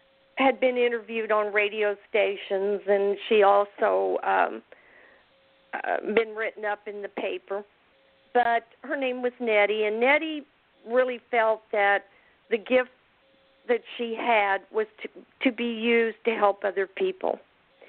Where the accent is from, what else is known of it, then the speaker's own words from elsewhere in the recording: Independence, Missouri, United States; also born or lived in Kansas City; I was born in Independence, Missouri